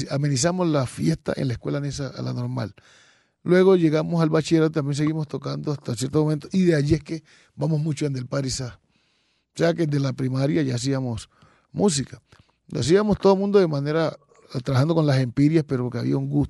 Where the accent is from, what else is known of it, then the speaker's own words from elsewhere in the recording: Quito, Pichincha, Ecuador; born there; Sí, yo nací en Quito, en el barrio El Silencio. Es un barrio que hoy en día se puede considerar un barrio musical